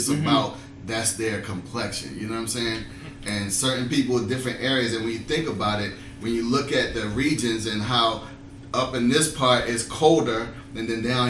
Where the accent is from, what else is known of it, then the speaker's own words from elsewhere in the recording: China; But as in as a Chinese person, I need to ask you this question.